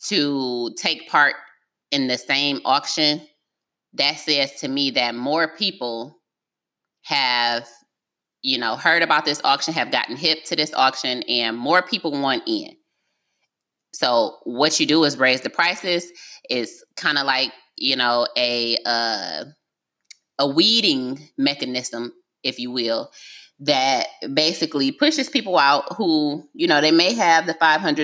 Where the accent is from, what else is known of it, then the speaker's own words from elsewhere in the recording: Detroit, Michigan, United States; I'm from Detroit